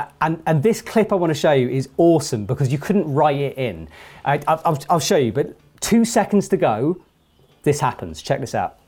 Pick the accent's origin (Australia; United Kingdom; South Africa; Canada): United Kingdom; England; I'm an English, British climber